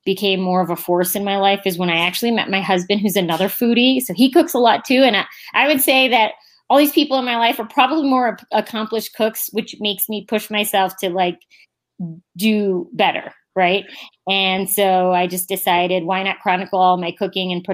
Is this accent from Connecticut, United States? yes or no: no; Northern Ohio, United States; moved away as an adult; also born or lived in Boston / New York / New Jersey; now in Castle Rock, United States; I grew up in Ohio.